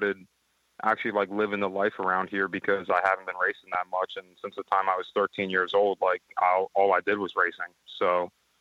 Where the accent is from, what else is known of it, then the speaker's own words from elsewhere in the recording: Levittown, Pennsylvania, United States; I was born in Levittown, Pennsylvania